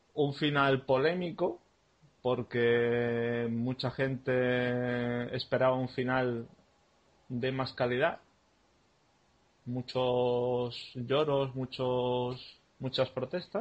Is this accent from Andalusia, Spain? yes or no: yes; Málaga, Andalusia, Spain; En mi carnet pone que soy de Málaga